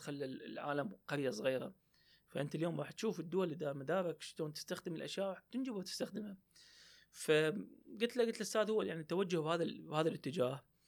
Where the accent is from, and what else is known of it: Iraq